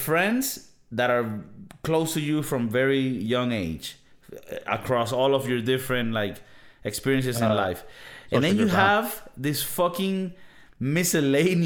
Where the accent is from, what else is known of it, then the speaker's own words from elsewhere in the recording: Venezuela; now in Spain; I come from Venezuela.